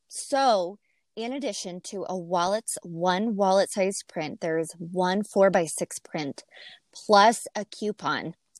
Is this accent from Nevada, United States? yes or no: yes; Laughlin, Nevada, United States; I'm from Laughlin, Nevada